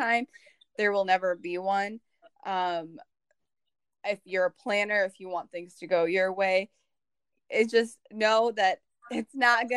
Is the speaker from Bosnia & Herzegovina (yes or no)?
yes; Bosnia & Herzegovina; moved away; also born or lived in Germany; I came obviously from Bosnia, then I lived in Germany for some time